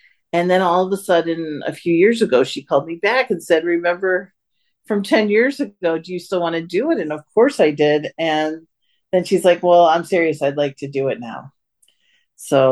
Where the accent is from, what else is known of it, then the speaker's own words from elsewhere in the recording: Chicago, Illinois, United States; I'm from Chicago.